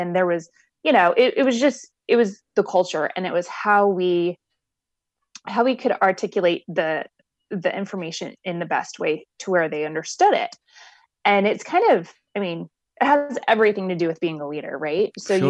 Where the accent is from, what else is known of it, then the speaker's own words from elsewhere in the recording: Midwest, United States; also born or lived in Miami; So I, you know, I grew up in the Midwest, and like I said, I've lived a lot of places.